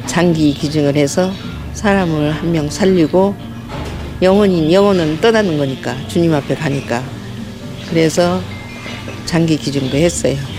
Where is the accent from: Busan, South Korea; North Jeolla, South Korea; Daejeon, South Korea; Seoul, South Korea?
North Jeolla, South Korea; Gochang; now in Incheon, South Korea; 우리 친정은 전라북도 고창.